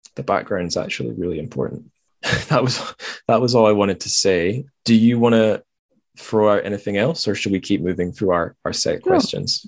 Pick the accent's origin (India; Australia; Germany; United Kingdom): United Kingdom; Dundee, Scotland; i was in my hometown, Dundee